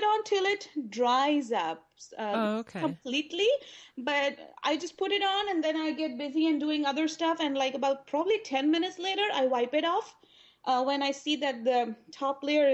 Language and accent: English; Pakistan; moved away as an adult; now in San Diego, United States; I grew up in Pakistan